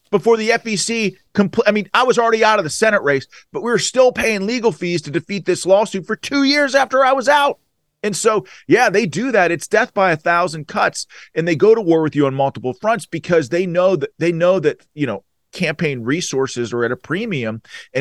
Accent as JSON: {"language": "English", "area": "Allegheny County", "region": "Western Pennsylvania", "country": "United States", "said": "I was a Western Pennsylvania guy. I was from Allegheny County"}